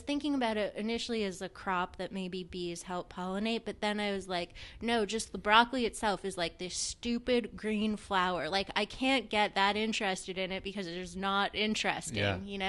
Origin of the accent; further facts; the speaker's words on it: Montreal, Quebec, Canada; Montreal. So, it was pretty cozy. My mom and dad had both grown up there, and my grandparents too, more or less.